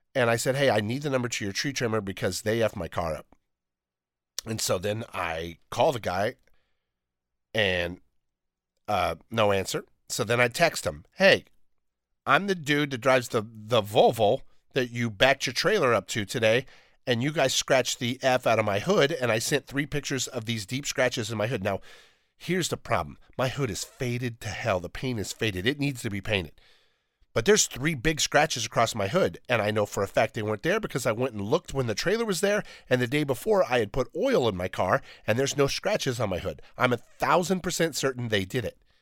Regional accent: Downey, California, United States; I'm from Downey

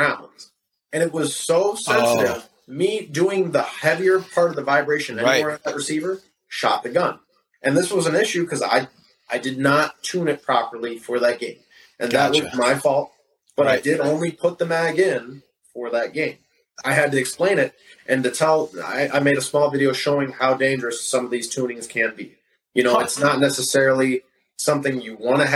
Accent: Florida, United States; moved away; also born or lived in Wisconsin; So I'm originally from Wisconsin, but I've lived in Florida most of my life

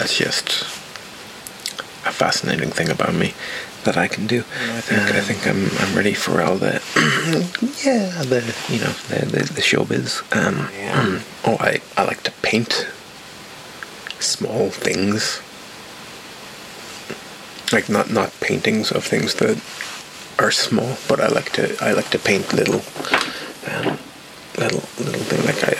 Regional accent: Ireland; Oh, I'm Irish, but I don't have a very strong accent, and I don't drink alcohol.

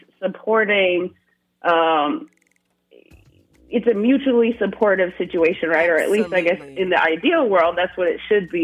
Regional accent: upstate New York, United States; I'm originally from upstate New York, very small town, like population under 2,000

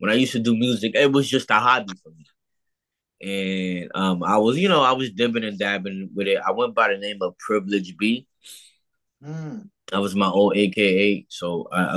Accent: New York City, New York, United States; also born or lived in Harlem, New York / New Rochelle, New York; I grew up in the Bronx, New York.

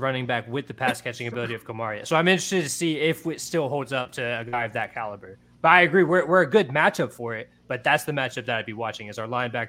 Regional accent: Louisiana, United States; I'm from Louisiana.

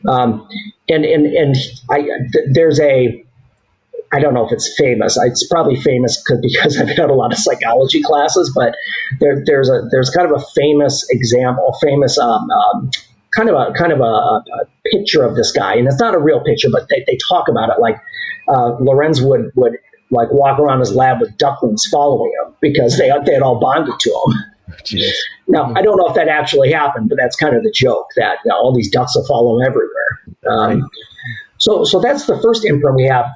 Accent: Southgate, Michigan, United States; born or raised there

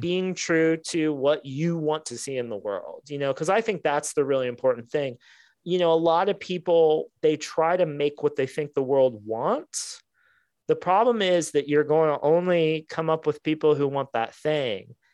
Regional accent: Ohio, United States; Midwestern, I'm from Ohio

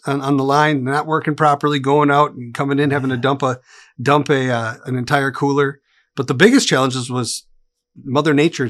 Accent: Wisconsin, United States; now in Tennessee, United States; So I come from Wisconsin. I've been in Tennessee for 7 years with my wife and my two daughters.

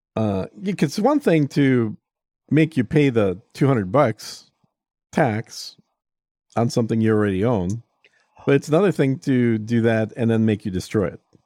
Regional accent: Texas, United States; I view it as a Texan

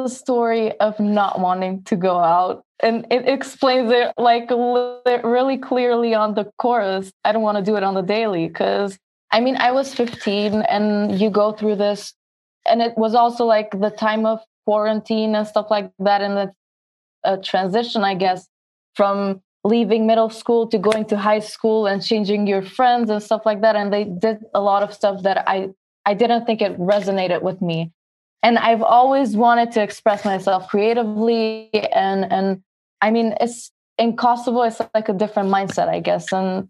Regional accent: Queens, New York, United States; Since I was born in New York, I lived my life, I mean, not most of my life, but I've lived in Queens

